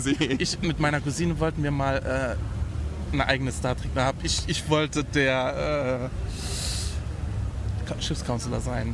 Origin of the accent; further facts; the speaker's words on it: Saarbrücken, Saarland, Germany; ich bin ja aus Saarbrücken. Saarbrücken ist ja wirklich so die Provinz